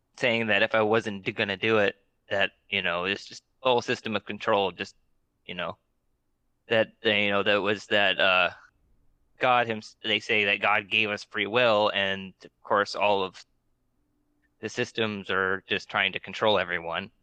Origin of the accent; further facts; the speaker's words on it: Alaska, United States; we're both from Alaska